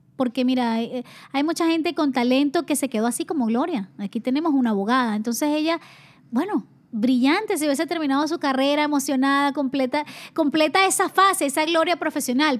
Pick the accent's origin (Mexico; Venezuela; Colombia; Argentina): Venezuela; moved away as an adult; also born or lived in Spain; yo salí de Venezuela, estaba becada por la universidad, beca completa